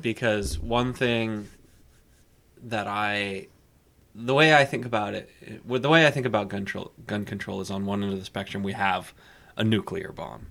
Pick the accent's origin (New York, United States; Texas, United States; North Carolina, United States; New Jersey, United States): Texas, United States; I'm from Texas